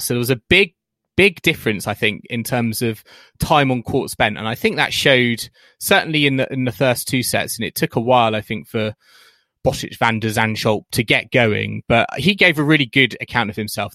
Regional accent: United Kingdom; as British fans

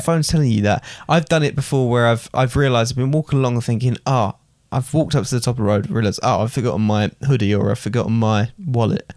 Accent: England, United Kingdom; I would always call myself British

